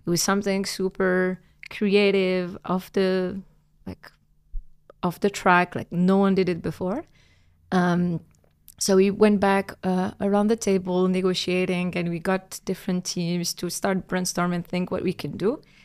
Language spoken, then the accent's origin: English; Algeria; moved away as an adult; I'm Algerian born and raised. Um, I grew up in Algeria